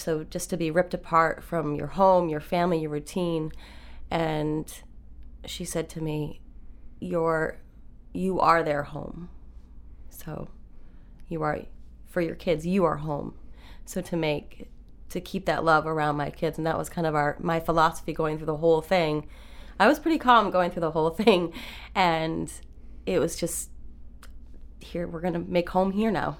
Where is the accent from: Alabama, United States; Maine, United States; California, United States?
Maine, United States; I grew up in Maine